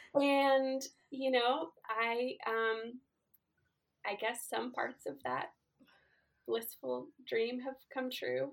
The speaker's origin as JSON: {"language": "English", "town": "Silver Spring", "region": "Maryland", "country": "United States", "tie": "born or raised there", "said": "I grew up in Silver Spring, Maryland"}